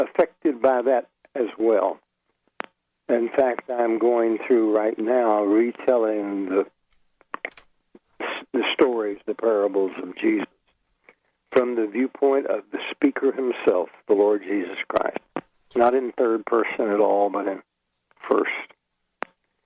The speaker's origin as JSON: {"language": "English", "region": "Texas", "country": "United States", "moved": "yes", "lives_now": "Jacksonville, United States", "said": "All my people are Cajuns. From Louisiana, though I'm from Texas"}